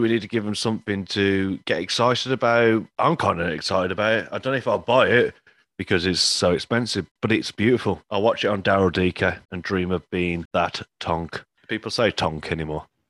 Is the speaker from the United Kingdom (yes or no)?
yes; Rotherham, Yorkshire and the Humber, United Kingdom; my hometown, Rotherham